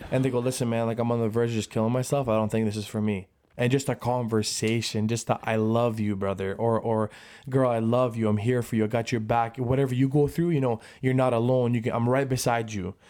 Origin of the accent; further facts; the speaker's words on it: Brantford, Ontario, Canada; we're from Brantford, hundred thousand population